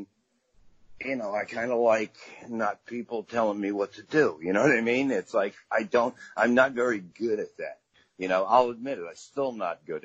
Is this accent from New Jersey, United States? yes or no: no; New York City, New York, United States; also born or lived in Brooklyn; Very proud of Staten Island. Very great place to grow up.